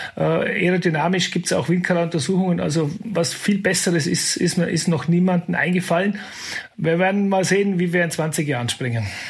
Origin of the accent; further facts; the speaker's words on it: Kleinwalsertal, Vorarlberg, Austria; Ich bin im Kleinwalsertal aufgewachsen